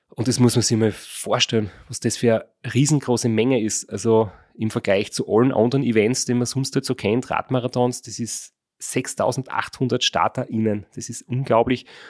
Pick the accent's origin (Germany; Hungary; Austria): Austria; Graz, Styria; wir sind alle aus Graz